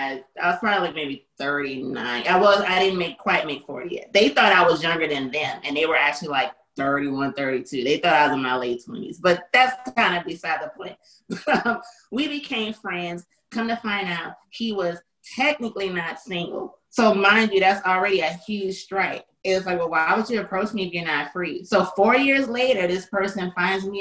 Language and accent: English; New Orleans, Louisiana, United States; I'm from New Orleans